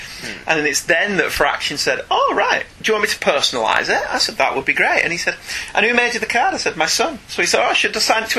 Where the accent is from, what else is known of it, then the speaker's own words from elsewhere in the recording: United Kingdom; we're British